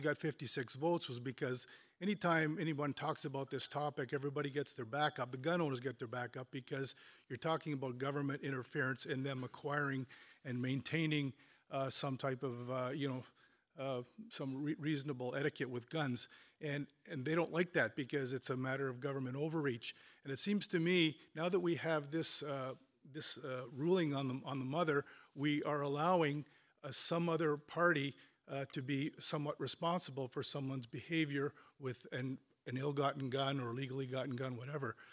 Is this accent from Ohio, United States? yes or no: yes; Chardon, Ohio, United States; I come from Chardon, Chardon